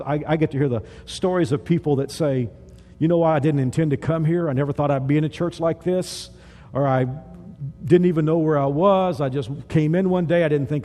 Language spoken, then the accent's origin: English; Texas, United States; I grew up in Texas, the South